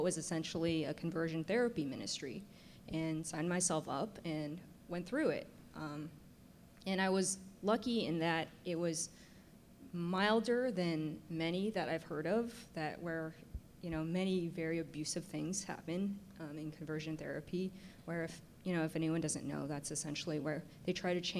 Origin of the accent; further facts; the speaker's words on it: San Francisco, California, United States; as a kid growing up in San Francisco